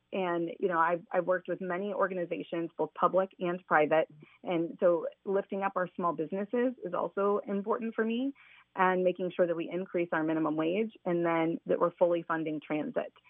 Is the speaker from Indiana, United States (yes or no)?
yes; Fort Wayne, Indiana, United States; also born or lived in Columbus, Indiana / Martinsville, Indiana; I grew up in Fort Wayne